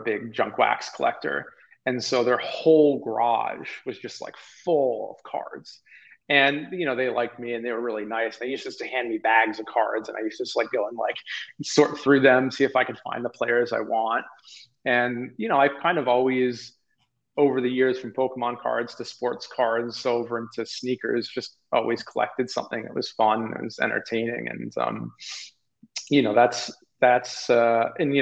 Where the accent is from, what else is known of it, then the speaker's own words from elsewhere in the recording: Maine, United States; also born or lived in Toronto, Canada; I grew up in, although born in Toronto, I grew up in Maine.